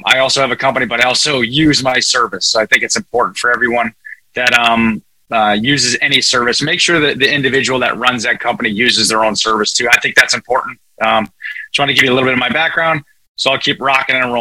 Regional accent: Connecticut, United States; I'm from Northeast, just so everybody knows I'm from Connecticut. So if I talk a little fast, you could give me a virtual slap and tell me to slow down. So I've been accused of talking fast, but that's just a little bit of my nature and where I live and where I grew up

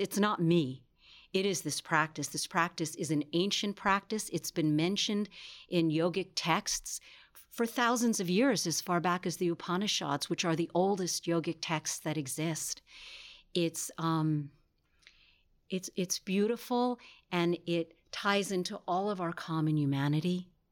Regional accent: New York, United States; I'm from New York

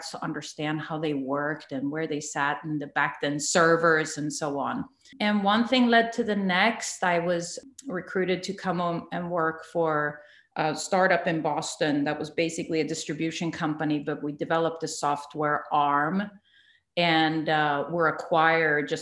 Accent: Sweden; moved away as an adult; also born or lived in San Jose / Santa Cruz; now in United States; I was born and raised in Sweden and came over a half a lifetime ago

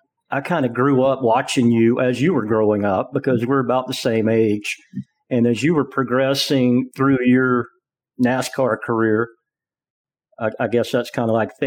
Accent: Atlanta, Georgia, United States; I grew up in Atlanta

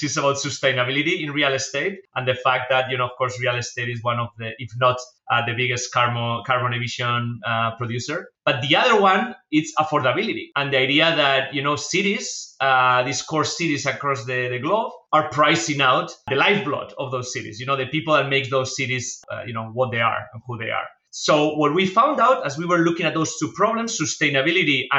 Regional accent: Spain; English is a second language; moved away as an adult; as you can tell from my accent, I'm not from the US, I'm from Spain.

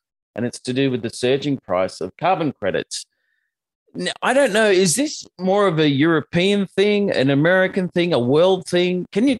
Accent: Australia; I'm an Aussie

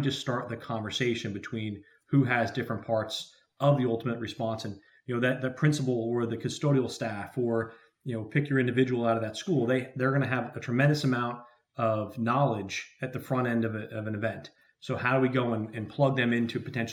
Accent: New Jersey, United States; the state of New Jersey, where I'm very proud to be from, that's where our office is located. We have field offices spread throughout the country, but New Jersey's my home state

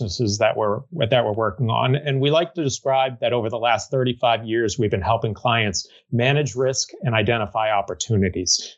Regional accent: Merrimack, New Hampshire, United States; moved away as an adult; also born or lived in Chicago / Massachusetts; I happened to be in Merrimack, New Hampshire, which is my hometown.

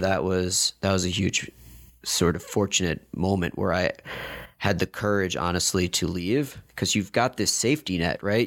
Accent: New York, United States; moved away as an adult; also born or lived in Madison, Wisconsin; now in Chapel Hill, United States; born and raised in New York.

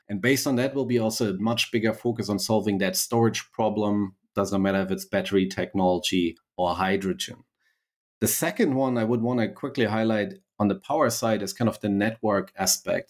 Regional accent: Berlin, Germany; accent: slight German; English is a second language; moved away as an adult; also born or lived in United States; I was born and raised in Berlin, Germany, so a mighty, uh, slight German accent.

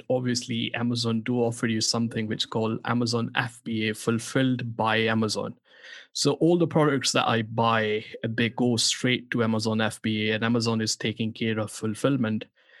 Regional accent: Pakistan; born there; English is a second language; And also, as I was born in Pakistan

